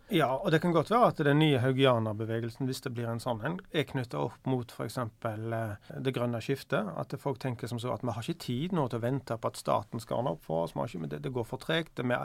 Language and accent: Norwegian; Bryne, Rogaland, Norway; Jeg husker jo når jeg vokste opp på, på Bryne